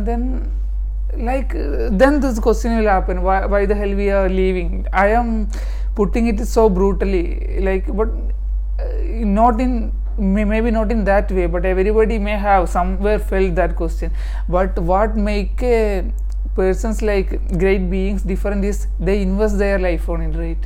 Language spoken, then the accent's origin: English; Palakkad district, Kerala, India; also born or lived in Cochin / Thrissur; now in Thiruvananthapuram, India; I am coming from Palakkad district, Kerala